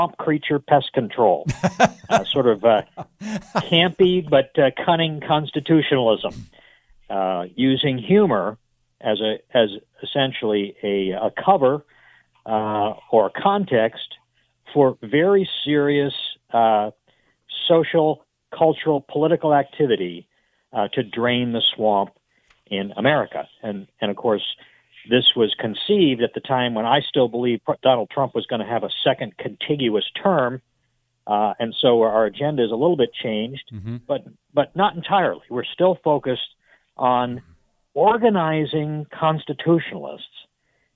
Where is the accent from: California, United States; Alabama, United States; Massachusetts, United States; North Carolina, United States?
Massachusetts, United States; moved away as an adult; now in Memphis, United States; I was born and raised in Massachusetts